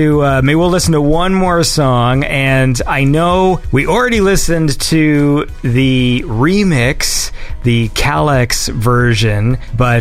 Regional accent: Canada; I'm from Canada.

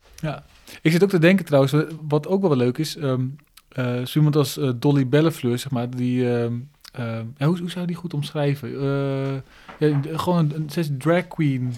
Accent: Groningen, Netherlands; ik kom dus uit Groningen

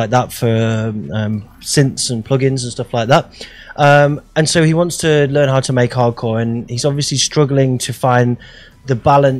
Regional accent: Stafford, West Midlands, United Kingdom; This guy's from my hometown in Stafford.

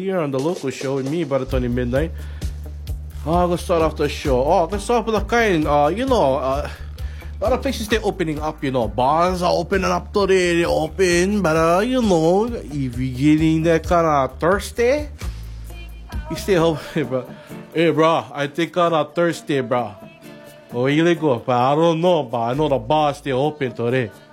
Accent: Kihei, Hawaii, United States; Kihei Kalama Village, my hometown. South Maui, Kihei

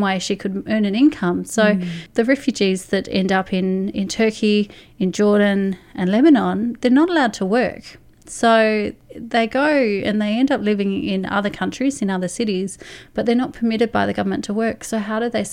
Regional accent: Australia; as Australians

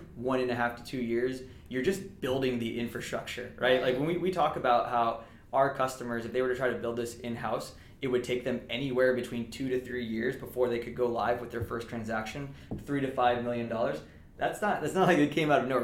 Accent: Southern California, United States; moved away as an adult; also born or lived in Massachusetts; I'm originally from Southern California

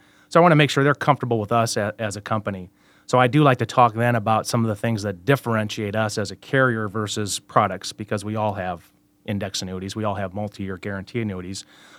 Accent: Cedar Rapids, Iowa, United States; I'm from Cedar Rapids, Iowa, just east a couple hours here of Des Moines. Born and raised, graduated from Cedar Rapids Prairie High School

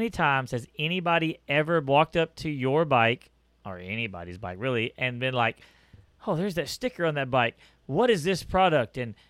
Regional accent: Texas, United States; I was born in Texas. I was raised in Texas. I'll die in Texas. I love this state

